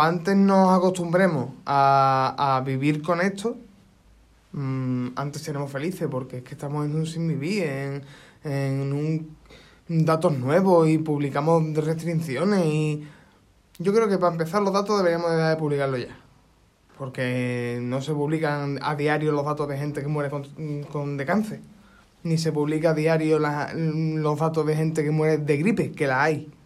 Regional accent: Isla Cristina, Andalusia, Spain; yo soy de Isla Cristina

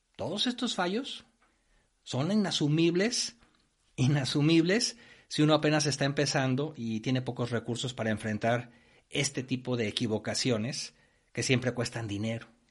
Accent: Mexico; moved away as an adult; now in Spain; Yo he trabajado en obras tanto en México, de donde soy originario, como en España, donde ahora vivo

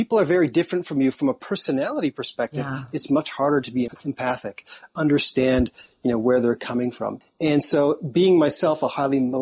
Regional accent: Toronto, Ontario, Canada; I've moved to a smaller part, basically a town, as opposed to I was from Toronto, which is the biggest city in Canada.

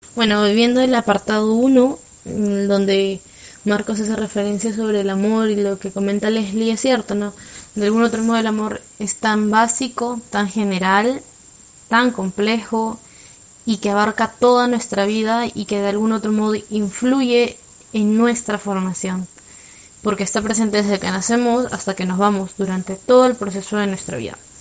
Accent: Lima, Peru; soy de Lima

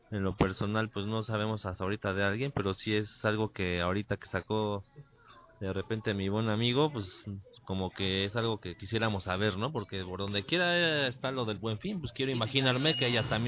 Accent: Mexico; así somos los mexicanos

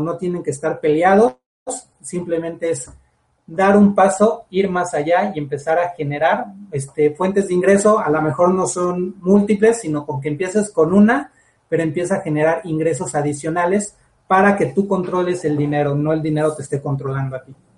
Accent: Mexico; Lo que necesitamos como todos mexicanos

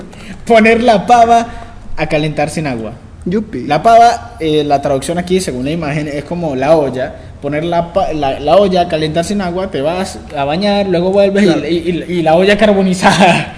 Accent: Valencia, Carabobo, Venezuela; somos de Valencia, Estado Carabobo, Venezuela

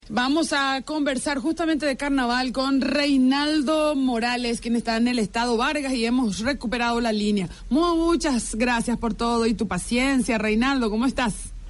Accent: Paraguay; now in Venezuela; Yo soy paraguaya

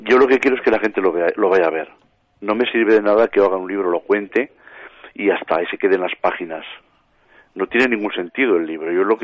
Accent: Valderrobres, Aragon, Spain; born there; Sí, sí, yo soy nacido en Valderrobres ostra, pues clavado.

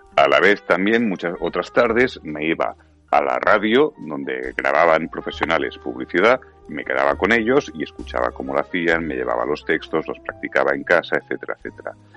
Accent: Catalonia, Spain; soy catalán

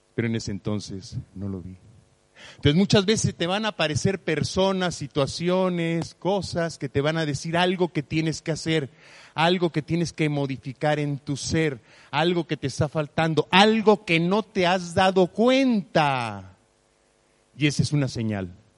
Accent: Mexico; Yo nací en México

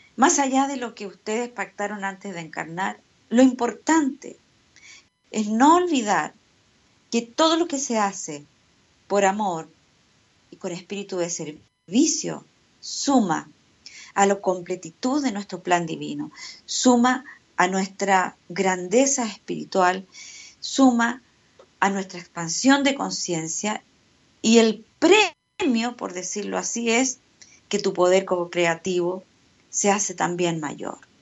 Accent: Chile

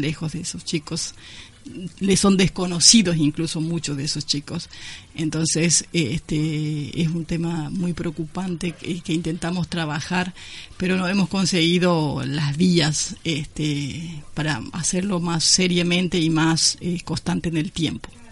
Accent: Paraguay; now in Córdoba, Argentina; Soy paraguaya, hace 32 años que estoy acá en Córdoba.

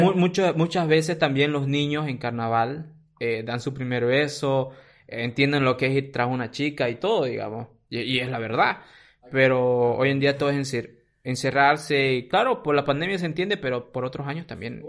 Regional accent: Cruceño, Camba, Santa Cruz, Bolivia; como cruceños, como cambas

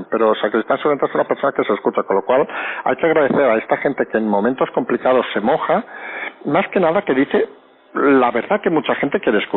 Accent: Spain; que los pasajeros, que somos todos los españoles, creamos, aunque sea falso, que alguien está a los mandos.

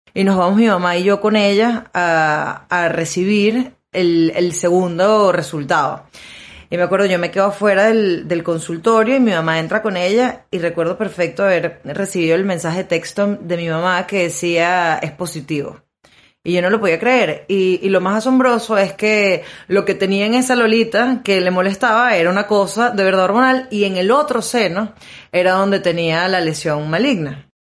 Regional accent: Maracaibo, Zulia, Venezuela; a nosotros como buenos maracuchos

